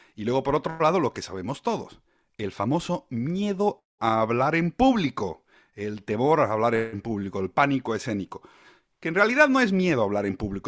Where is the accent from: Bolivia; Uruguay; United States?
Bolivia; moved away as an adult; now in Spain; Bolivia, que es de donde yo vengo